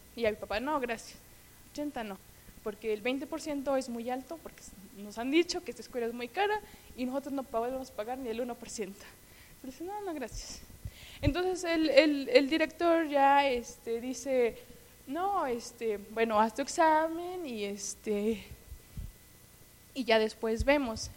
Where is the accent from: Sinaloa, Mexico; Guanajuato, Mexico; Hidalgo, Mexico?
Hidalgo, Mexico; Hermosillo; yo soy de un pueblo que se llama Hermosillo, eh, que está por Actopa, como a hora y media de aquí